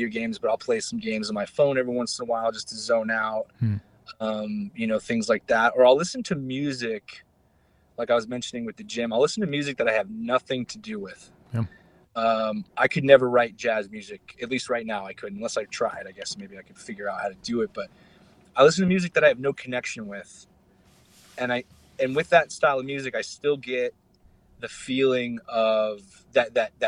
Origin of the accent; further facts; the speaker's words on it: Arizona, United States; I'm from Arizona